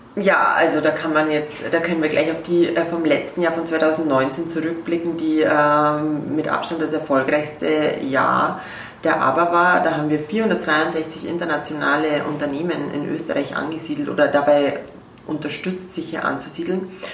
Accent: Regensburg, Bavaria, Germany; moved away as an adult; now in Vienna, Austria; Wie man hört, bin ich aus Deutschland, ich komme aus Regensburg in Bayern

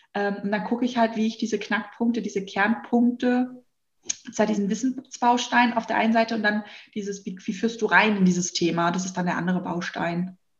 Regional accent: Hesse, Germany; accent: Hessian; Ich merke auch immer, ich bin Hesse. Man hört es teilweise nicht so, weil ich mhm. so hessisch erzogen worden bin.

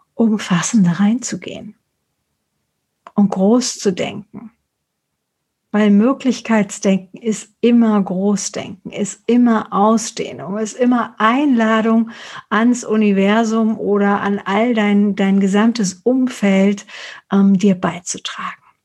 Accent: Frankfurt, Hesse, Germany; ich komme aus Frankfurt oder aus Hessen

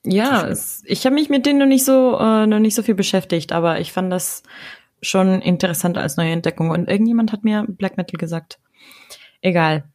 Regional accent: Ecuador; moved away as an adult; also born or lived in Germany; now in Dortmund, Germany; ich war ja sechs Monate in Ecuador, in meiner Heimat

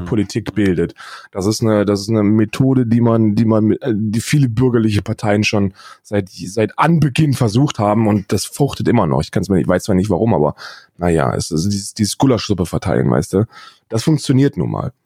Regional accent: Northern Hesse, Germany; now in Berlin, Germany; ich bin ja ein Wessi, ich bin ja in, in Nordhessen aufgewachsen, mein Leben lang

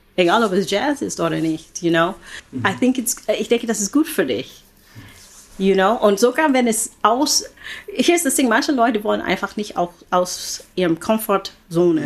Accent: Oakland, California, United States; German is a second language; moved away as an adult; also born or lived in Philippines / Europe; ich bin in den Philippinen geboren. Meine Eltern sind Einwanderer gewesen und ich bin also mit neun Monaten äh, bin ich mit meiner Mama rübergekommen. So. Und dann seitdem immer in Oakland gelebt

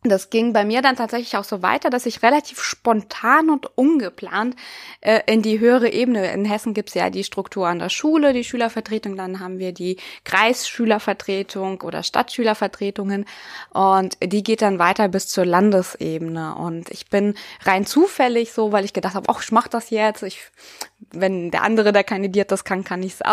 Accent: Siberia, Russia; now in Germany; Ich komme ja selber aus Sibirien, das heißt, ich hatte schon mal so eine ganz andere Lebenserfahrung, auch als Kind schon mit mir

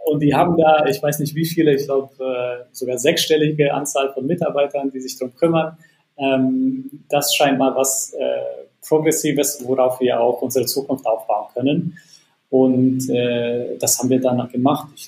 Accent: Bosnia & Herzegovina; also born or lived in United States; now in Germany; Äh, ich komme eigentlich ursprünglich nicht aus Deutschland, sondern ähm, aus Bosnien und habe einen Werdegang äh, von Bosnien über Deutschland, Amerika und wieder zurück ähm, nach Deutschland gemacht

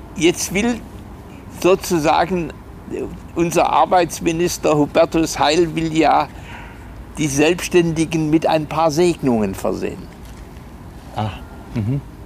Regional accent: Germany; sind wir als Deutsche sehr normiert?

